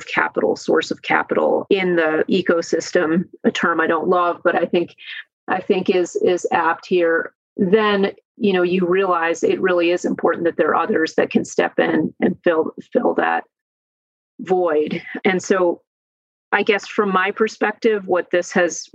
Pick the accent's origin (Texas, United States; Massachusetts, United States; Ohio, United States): Ohio, United States; Cleveland; I'm from Cleveland, Ohio